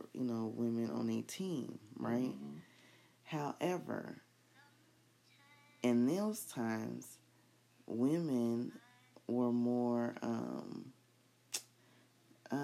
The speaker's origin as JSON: {"language": "English", "country": "United States", "tie": "born or raised there", "said": "I was born in the United States"}